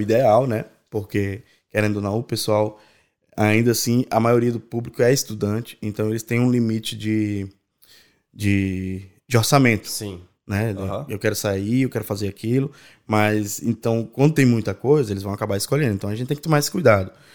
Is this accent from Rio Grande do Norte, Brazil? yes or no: yes; Natal, Rio Grande do Norte, Brazil; moved away as an adult; now in Ireland; eu nasci em Natal, né? No Rio Grande do Norte.